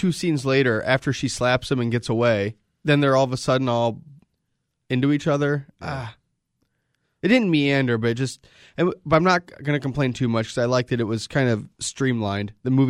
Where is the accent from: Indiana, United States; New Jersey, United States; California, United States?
Indiana, United States; South Bend; And the South Bend Shovel Slayer is famous because we're from South Bend.